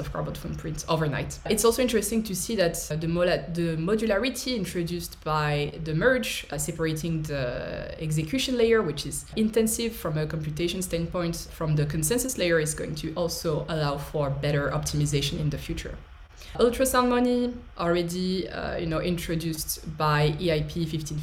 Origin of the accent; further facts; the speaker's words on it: France; I'm an engineer from France